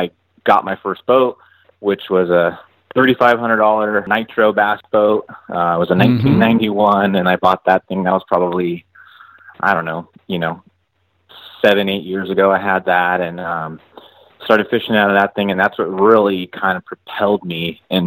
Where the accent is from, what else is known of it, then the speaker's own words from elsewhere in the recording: Santee, California, United States; I was born and raised out here in Santee, California. It's the specific city that I'm from. It's a suburb of San Diego.